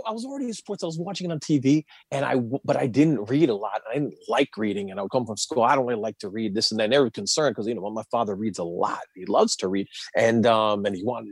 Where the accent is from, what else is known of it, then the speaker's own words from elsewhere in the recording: New York City, New York, United States; moved away as an adult; also born or lived in New Jersey; now in Washington, D.C., United States; I grew up in Queens and I was in the New Jersey suburbs for a little bit and then I moved back to the city